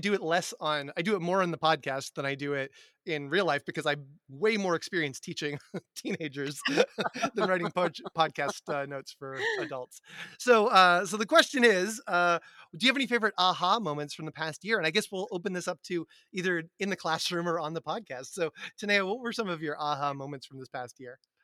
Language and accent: English; Massachusetts, United States; middle class white boy from Massachusetts